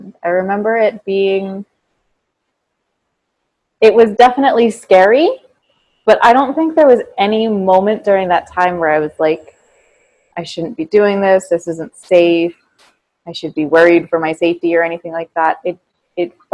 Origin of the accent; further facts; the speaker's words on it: Caldwell, New Jersey, United States; moved away as an adult; now in Italy; I grew up in Caldwell, New Jersey